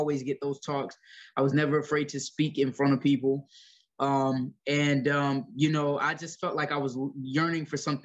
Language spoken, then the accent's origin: English; Ocala, Florida, United States; also born or lived in Gainesville, Florida; I was born in Gainesville, Florida at Chance Hospital. I grew up mostly in Ocala, Florida, which isn't too far away from Gainesville